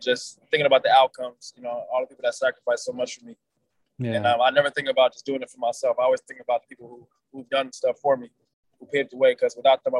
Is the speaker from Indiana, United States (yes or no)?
no; New Jersey, United States; You know, I'm from North Jersey. We're not really like, we want to say hi and everything there.